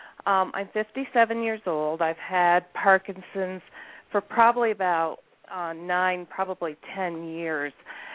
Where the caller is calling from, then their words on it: Adirondack Mountains, New York, United States; I'm calling from the Adirondack Mountains in New York.